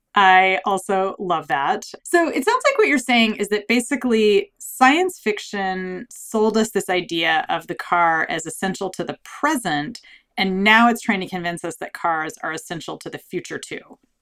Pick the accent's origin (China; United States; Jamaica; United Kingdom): United States; Southern California; where I grew up in Southern California